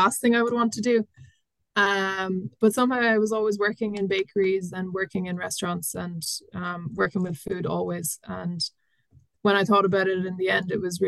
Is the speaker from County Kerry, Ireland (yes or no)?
yes; County Kerry, Ireland; I grew up in North Kerry on a dairy farm